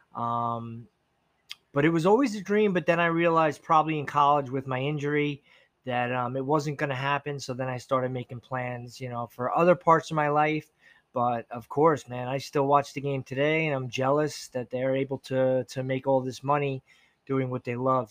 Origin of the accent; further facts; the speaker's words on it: Levittown, United States; I grew up in Levittown